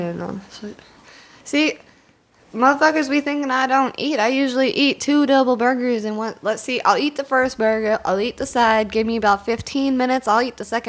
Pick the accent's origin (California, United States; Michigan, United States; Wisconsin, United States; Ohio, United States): Wisconsin, United States; I'm from Wisconsin.